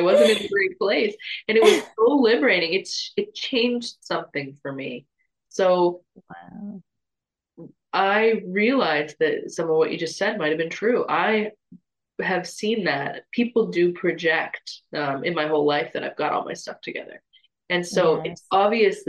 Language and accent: English; Toronto, Ontario, Canada; moved away; I'm from Toronto, big city, lots of people from all over the world